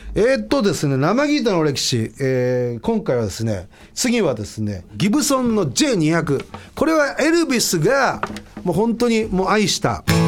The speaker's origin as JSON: {"language": "Japanese", "area": "Eastern Japan", "region": "Tohoku", "country": "Japan", "tie": "born or raised there", "also_born_or_lived": "Setagaya, Tokyo", "moved": "yes", "lives_now": "Tokyo, Japan", "said": "東日本、まあ、うちの地元なので"}